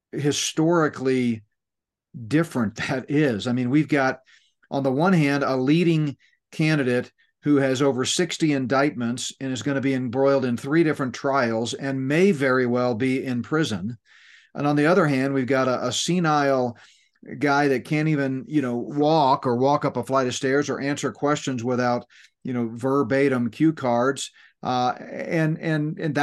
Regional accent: Northeast, United States; moved away; when I grew up in the Northeast

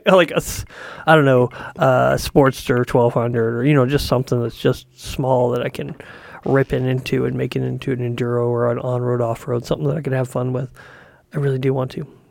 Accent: Canada; I'm from Canada

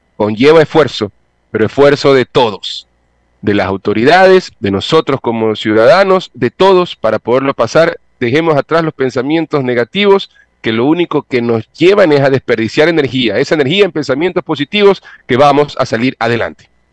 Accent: Ecuador; lo asumo como ecuatoriano

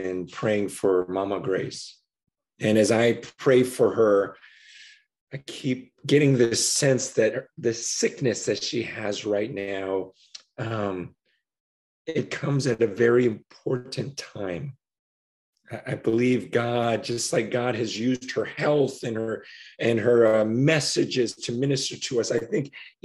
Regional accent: United States; growing up in America

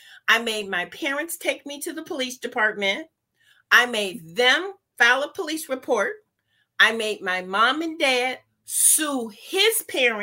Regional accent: Cleveland, Ohio, United States; I'm from Cleveland, Ohio, you guys. Lived there the majority of my life

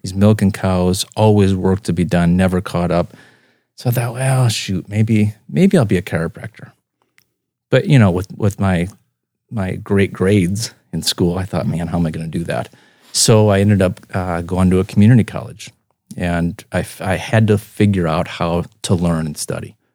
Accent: Spirit Lake, Iowa, United States; also born or lived in Sioux Center, Iowa; now in Brandon, United States; born in Sioux Center and, uh, raised in Spirit Lake and, um, moved to Brandon in two thousand

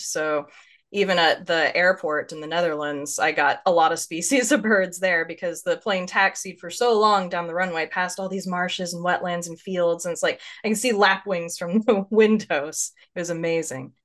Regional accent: Northeast Texas, United States; also born or lived in Lewis County, Washington; now in Washington, United States; I grew up in Northeast Texas, by up in the corner by Arkansas and Louisiana, uh, out in the Piney Woods region

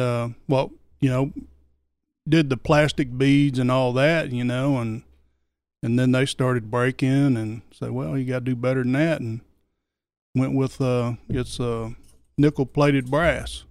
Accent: Oklahoma, United States; moved away as an adult; also born or lived in Georgia; I'm from Oklahoma. Twenty-six years in Oklahoma and twenty-six years in Georgia and I've been here for eight years

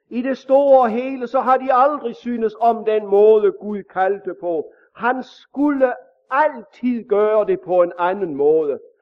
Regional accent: Denmark

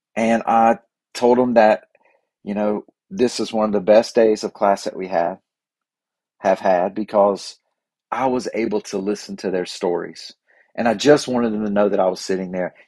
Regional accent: Boiling Springs, United States; my hometown of Boiling Springs

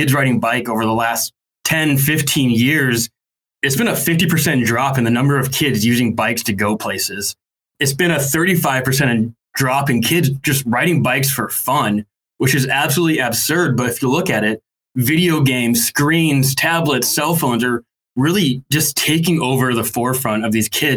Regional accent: Rapid City, South Dakota, United States; Strider is actually headquartered, in my hometown. So you have this global company in small town, Rapid City, South Dakota

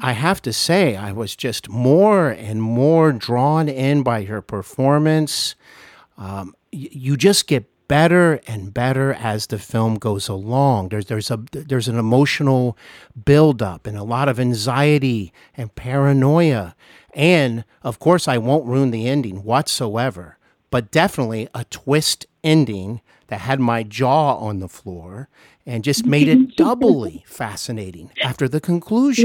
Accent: Ohio, United States; also born or lived in Los Angeles / North Carolina; here in my home state of Ohio

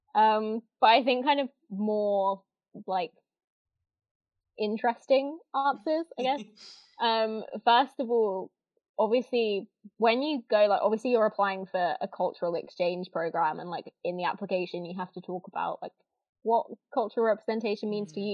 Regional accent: Northampton, East Midlands, United Kingdom; also born or lived in Kettering; I'm from Northampton, England

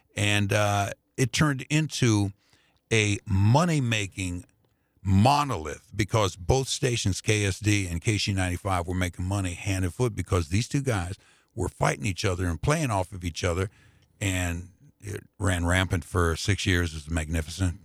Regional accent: Indianapolis, Indiana, United States; moved away as an adult; now in St. Louis, United States; I grew up on the Black side of Indianapolis

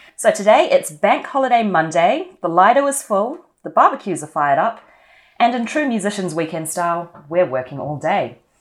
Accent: New Zealand; moved away as an adult; also born or lived in Sydney, Australia; now in London, United Kingdom; As you can probably tell from my accent, I'm from New Zealand

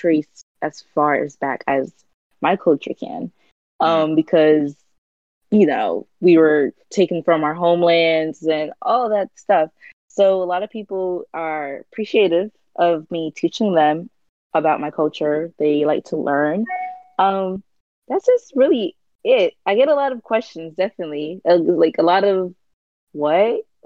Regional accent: United States; also born or lived in Honduras; I was born in the United States

